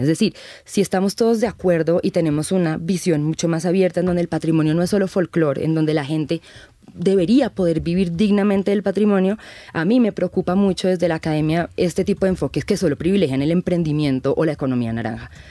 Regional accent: Colombia; nosotros como sociedad colombiana

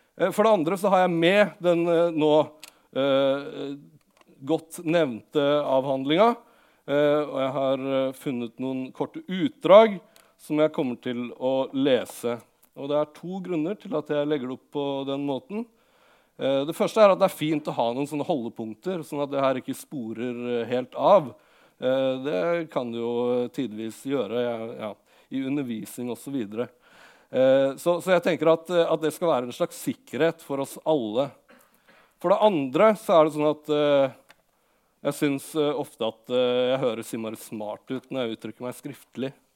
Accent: Lillehammer, Innlandet, Norway; jeg kom fra Lillehammer, og da jeg vokste opp, så hadde Lillehammer et veldig stort uh, hiphop-miljø som eh, jeg på en måte vokste opp

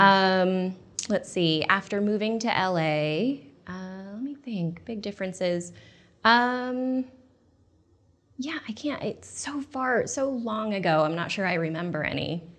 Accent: Portland, United States; moved away as an adult; I grew up in Portland, and, um, when I moved back there after college

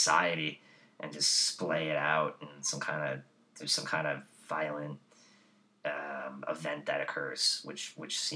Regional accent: New York City, New York, United States; when I was growing up in Whitestone in our attached house

